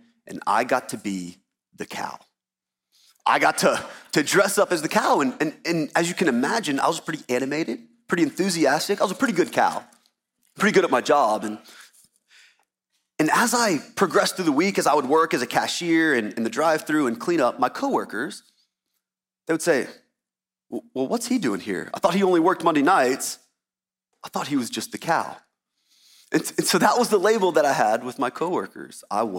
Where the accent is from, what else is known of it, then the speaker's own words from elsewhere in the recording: Baton Rouge, Louisiana, United States; born there; I was born in Baton Rouge, Louisiana